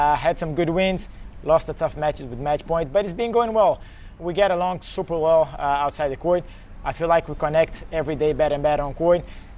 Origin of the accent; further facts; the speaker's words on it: Belo Horizonte, Minas Gerais, Brazil; English is a second language; me, Marcelo, and Andre, we're from Belo Horizonte. We grew up in the same country club.